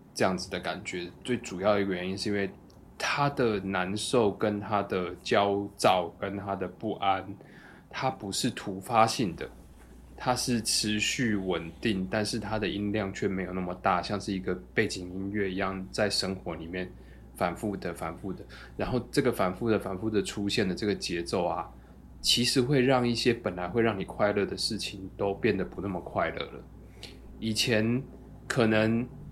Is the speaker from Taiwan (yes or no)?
yes; Kaohsiung, Taiwan; 然后跟小时候在高雄喝的情境又串起来